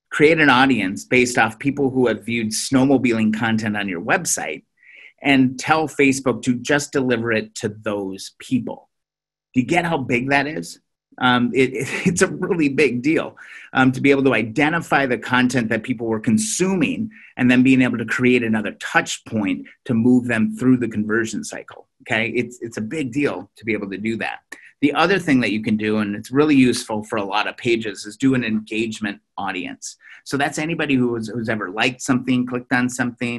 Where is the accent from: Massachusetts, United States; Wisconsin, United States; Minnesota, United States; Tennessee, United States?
Minnesota, United States; I'm from Minnesota